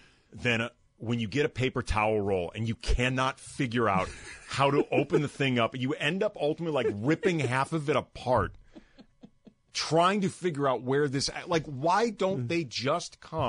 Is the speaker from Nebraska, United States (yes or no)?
no; St. Louis, Missouri, United States; I grew up in St. Louis